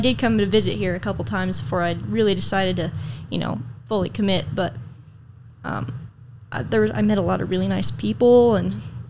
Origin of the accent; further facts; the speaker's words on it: Iowa, United States; also born or lived in Kansas / Wyoming; Well, we moved around a lot, different states. I was born in Kansas, and we moved to Wyoming, and then we moved to Iowa to around my mom's family and my dad's mom a little bit.